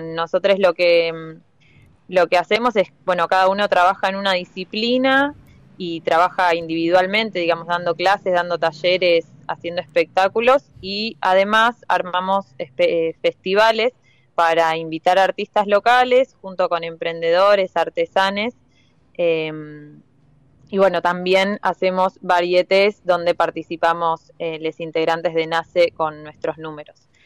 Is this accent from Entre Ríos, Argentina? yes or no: no; Buenos Aires, Argentina; also born or lived in La Plata; now in Tandil, Argentina; yo soy de Capital